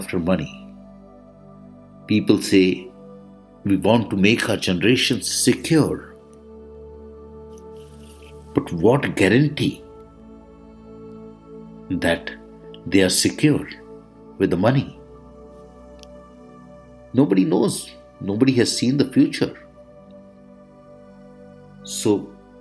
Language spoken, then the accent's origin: English; India; I am the Indian monk